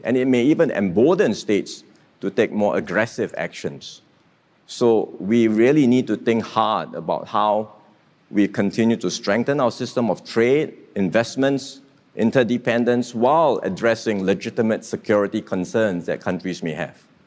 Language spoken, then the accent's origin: English; Singapore